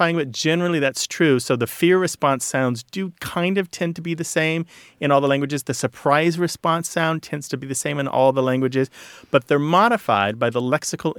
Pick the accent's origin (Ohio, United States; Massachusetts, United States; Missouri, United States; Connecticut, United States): Missouri, United States; I was raised in Missouri